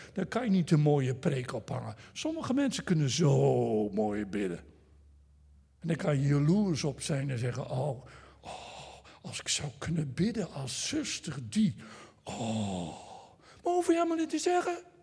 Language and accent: Dutch; Netherlands; first language Dutch; ik ben een Nederlander, dus ik praat Nederlands